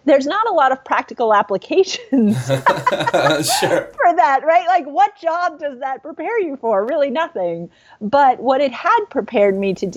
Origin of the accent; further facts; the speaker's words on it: Lexington, Massachusetts, United States; I grew up outside of Boston. In Lexington, Massachusetts